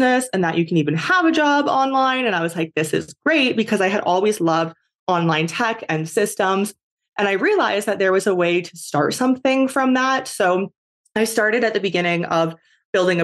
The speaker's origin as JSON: {"language": "English", "country": "Canada", "moved": "as an adult", "said": "I am originally from Canada"}